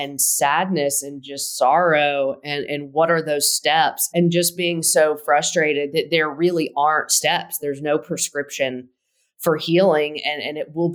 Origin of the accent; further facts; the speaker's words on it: Tennessee, United States; We are both from Tennessee, went to the University of Tennessee